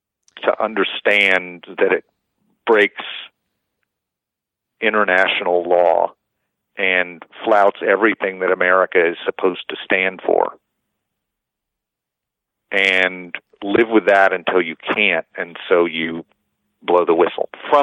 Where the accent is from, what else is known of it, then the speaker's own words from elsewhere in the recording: Oklahoma, United States; But since I have this name, and I'm from Oklahoma, and I play these roles, I hear a lot of anti-Semitism because nobody fucking thinks I'm Jewish.